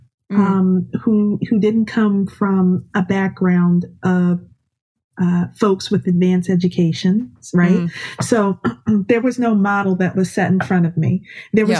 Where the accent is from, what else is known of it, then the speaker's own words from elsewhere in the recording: New Jersey, United States; I am from North Jersey. I'm a blue collar kid from North Jersey